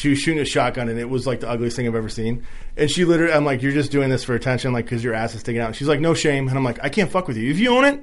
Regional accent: Iowa, United States; I'm from Iowa. We got that wrestling background

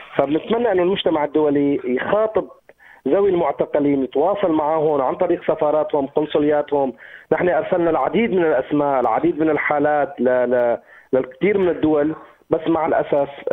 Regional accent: Syria; نحن ناس سوريين

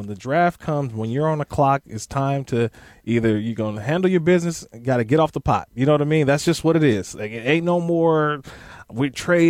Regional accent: Oakland, California, United States; I'm born and raised in the Oakland Bay Area.

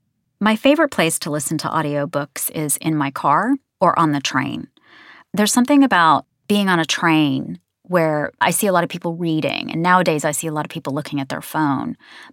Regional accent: United States; now in United Kingdom; Partly it's because I'm American and I've lived in Britain for 27 years. And so my accent and my pronunciations kind of oscillate between the two.

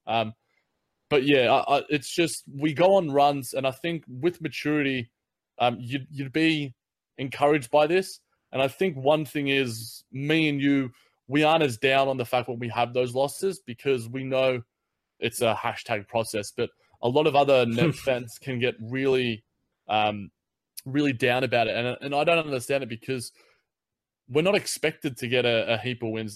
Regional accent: Australia; as an Aussie

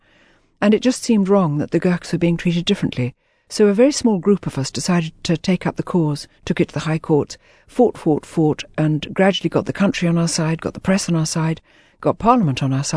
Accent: Jammu and Kashmir, India; born there; also born or lived in Hong Kong / Malaysia; I was born in Kashmir the year before India gained her independence. And from then, I travelled back, and I travelled out to Hong Kong, where I lived for a few years, and travelled back, then travelled out to Malaysia, where we lived for a bit

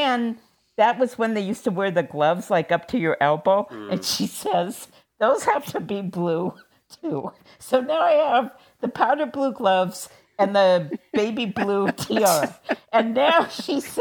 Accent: Seattle, Washington, United States; So when I was growing up in Seattle

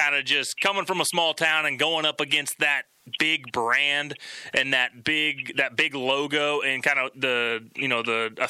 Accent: Kansas City, United States; You surviving in my hometown?

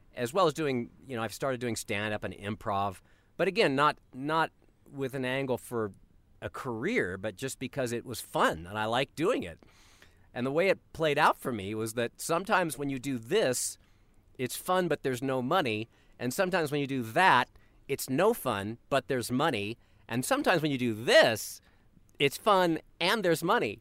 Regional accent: Colorado, United States; I grew up in Colorado

